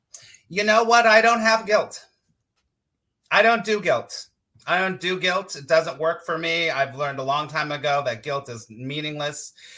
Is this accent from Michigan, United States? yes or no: no; Los Angeles, California, United States; California, Los Angeles.